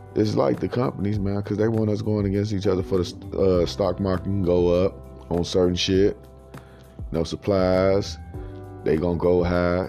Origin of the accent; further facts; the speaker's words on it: Chicago, Illinois, United States; moved away; I'm from Chicago and I know for a fact if I would have stayed there, I may not be alive right now today